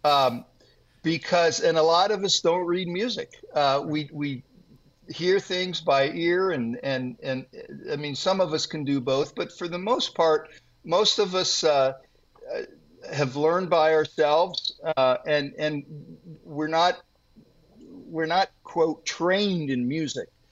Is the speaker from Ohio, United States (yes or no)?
yes; Worthington, Ohio, United States; I was raised here, and uh, in fact, I'm getting ready to write a book about uh, growing up here in the same town that I now live